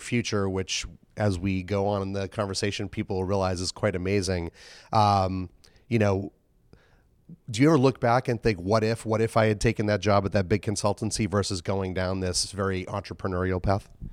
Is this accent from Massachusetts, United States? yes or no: yes; Boston, Massachusetts, United States; Boston, my hometown